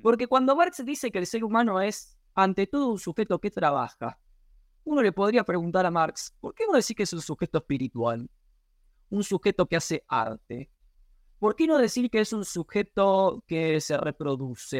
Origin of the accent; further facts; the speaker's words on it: Argentina; estoy siendo demasiado argentino